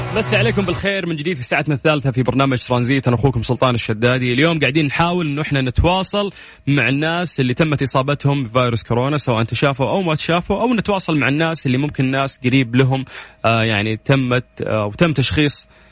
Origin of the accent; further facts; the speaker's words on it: Riyadh, Riyadh Province, Saudi Arabia; moved away; انا من مواليد ونشأة الرياض